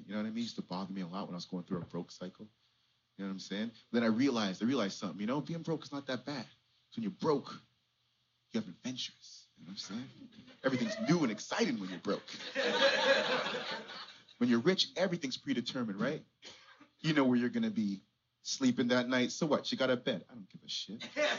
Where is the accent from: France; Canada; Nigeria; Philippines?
Canada; I'm a Canadian artist, you know?